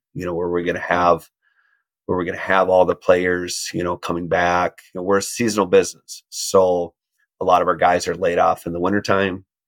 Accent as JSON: {"language": "English", "region": "Minnesota", "country": "United States", "tie": "born or raised there", "said": "growing up in Minnesota, the word no doesn't exist"}